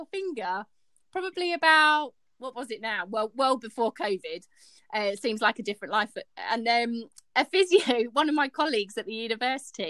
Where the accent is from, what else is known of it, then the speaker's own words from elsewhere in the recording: Henley-on-Thames, South East England, United Kingdom; moved away as an adult; also born or lived in Sheffield; I've just moved lock, stock and barrel. Up to Sheffield. I come from Henley-on-Thames